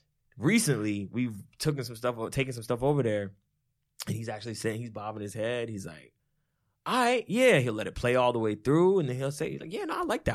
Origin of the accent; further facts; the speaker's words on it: New Jersey, United States; he, you know, lived across the street from us as we were growing up in Jersey. Mm-hmm. When we first moved to Jersey, he moved in probably like a year or so after.